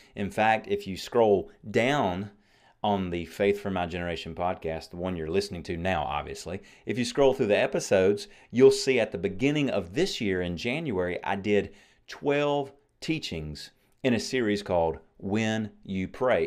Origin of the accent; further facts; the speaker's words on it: United States; I'm an American